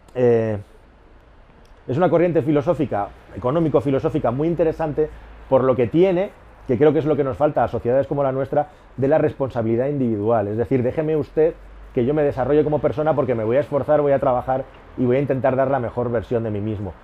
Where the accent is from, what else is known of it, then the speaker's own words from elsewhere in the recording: Catalonia, Spain; moved away as an adult; also born or lived in Toledo / Madrid; Yo soy una de las pocas, no de las pocas, de las muchas personas privilegiadas de este país que es catalán y vive en Madrid